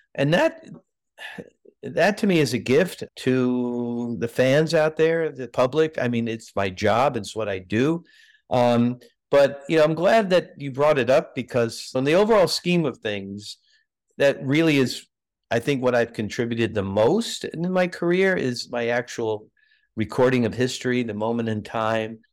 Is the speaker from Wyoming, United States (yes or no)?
no; New York City, New York, United States; moved away as an adult; also born or lived in Massachusetts / Pasadena, California; growing up in New York, lived in Brooklyn